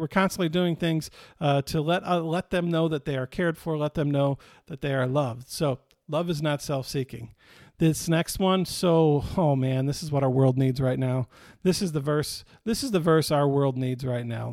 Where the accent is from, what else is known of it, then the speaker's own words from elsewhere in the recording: Michigan, United States; now in Texas, United States; When I grew up in Michigan, summers were exciting because the weather was nice. Now that I live in Texas